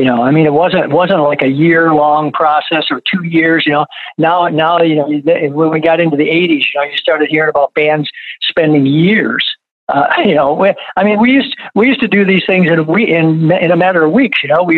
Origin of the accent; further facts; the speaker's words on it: Flint, Michigan, United States; for me growing up in Flint, you know, R&B was it, right.